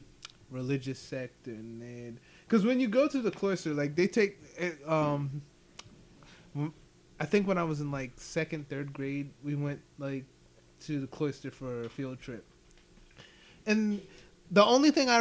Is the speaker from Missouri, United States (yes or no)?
no; Ephrata, Pennsylvania, United States; I was from Ephrata and, like, Lancaster County